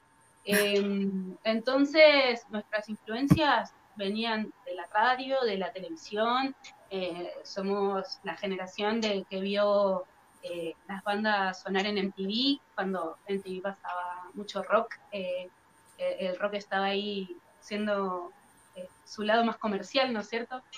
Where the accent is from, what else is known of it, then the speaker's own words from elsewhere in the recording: Dolores, Buenos Aires Province, Argentina; nosotros somos de Dolores, que es un pueblo acá en Argentina, en Buenos Aires, pero está un poquito alejado de lo que son las capitales. Eh, es un, lugar que está rodeado de campo eh, y tiene solo 30.000 habitantes, muy chiquito. Eh, nosotros nacimos y vivimos siempre acá.